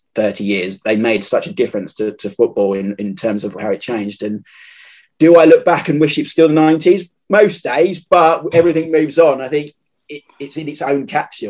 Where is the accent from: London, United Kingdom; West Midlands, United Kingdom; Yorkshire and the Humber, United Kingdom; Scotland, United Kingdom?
London, United Kingdom; now in Kent, United Kingdom; I grew up in South East London